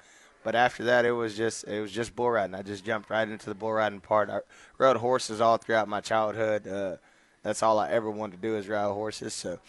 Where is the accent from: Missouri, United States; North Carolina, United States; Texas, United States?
Texas, United States; Rockdale; also born or lived in Temple, Texas; I'm originally from Rockdale, Texas.